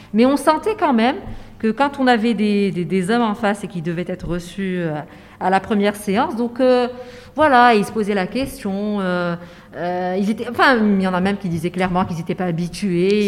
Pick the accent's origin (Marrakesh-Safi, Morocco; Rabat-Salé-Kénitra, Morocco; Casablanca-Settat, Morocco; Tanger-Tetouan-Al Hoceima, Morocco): Casablanca-Settat, Morocco; Casablanca; j'ai grandi à Casablanca